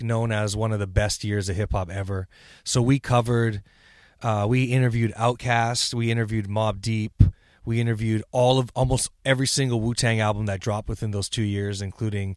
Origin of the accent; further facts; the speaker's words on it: Vancouver, British Columbia, Canada; We're just from Vancouver